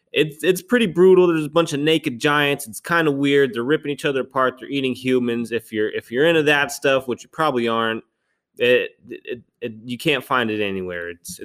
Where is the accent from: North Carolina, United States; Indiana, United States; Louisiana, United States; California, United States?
North Carolina, United States; Charlotte; I'm from Charlotte, North Carolina.